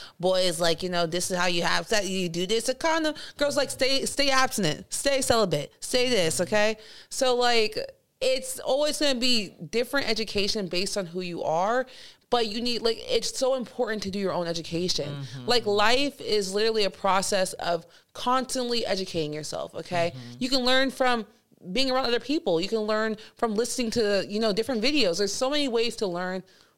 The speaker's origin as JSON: {"language": "English", "country": "Nigeria", "said": "But like going back to some of my favorite parts of my culture, being Nigerian. Shout out to Nigeria."}